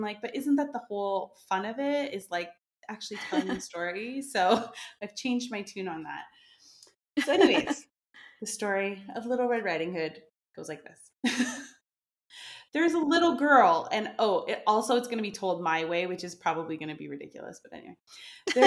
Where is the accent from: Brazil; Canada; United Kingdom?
Canada; moved away as an adult; now in France; I'm from Canada, but I moved to France, like, I think 7 or 8 years ago